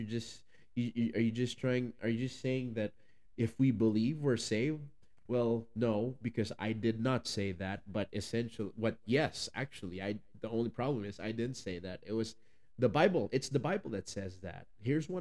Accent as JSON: {"language": "English", "country": "Philippines", "second_language": "English", "said": "you're also going to hear a little bit of an accent, a lot bit maybe, because I am from the Philippines"}